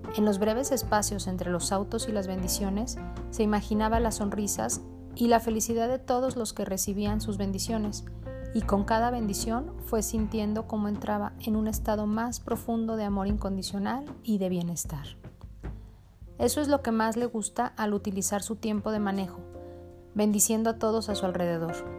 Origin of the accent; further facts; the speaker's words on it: Mexico; also born or lived in Jalisco; yo soy de México, el estado en el que vivo, Jalisco